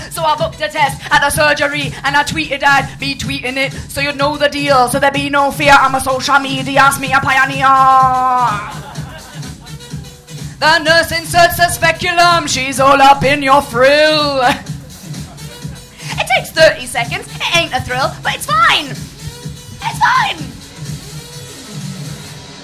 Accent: Swansea, Wales, United Kingdom; I'm a Welsh Iraqi from the Bay of Swansea, the South Wales Valleys

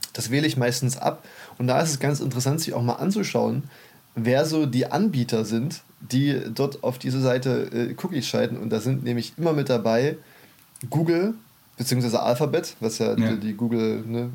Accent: Germany; bei uns in Deutschland

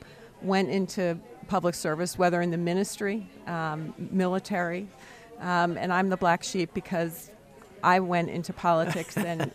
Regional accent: Camden, New Jersey, United States; now in York County, United States; So I was born in Camden, New Jersey.

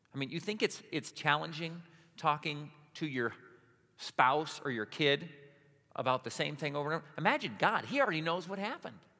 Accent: Hudsonville, Michigan, United States; I lived on the line of Hudsonville

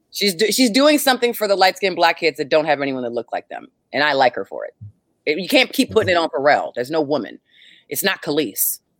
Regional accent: Howard County, Maryland, United States; I'm from Howard County

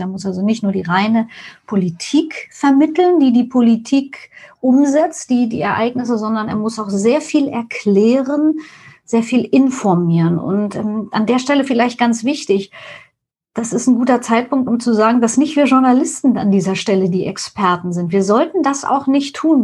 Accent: East Germany, Germany; now in Hamburg, Germany; Ich bin in der DDR aufgewachsen

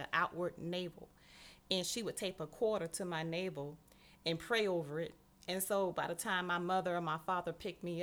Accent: Miami, Florida, United States; I was born and raised in Miami, Florida

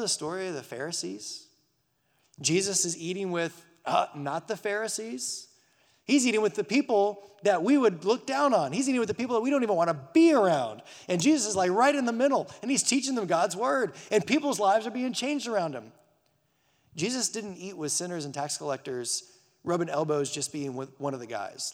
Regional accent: Burbank, California, United States; moved away; my parents took me a trip back to my hometown, Burbank, California

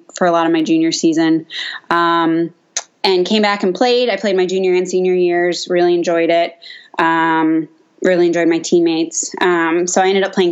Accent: Boston, Massachusetts, United States; I grew up in Metro Boston area

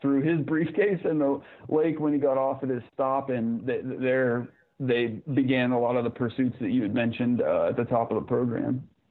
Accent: Zanesville, Ohio, United States; I'm I'm from Zanesville, Ohio, so just in the barely earliest foothill

